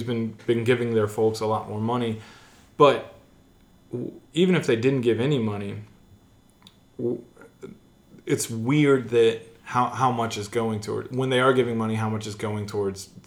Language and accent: English; United States; also born or lived in Missouri; my experience as an American, what the ideals I hold dearly as an American are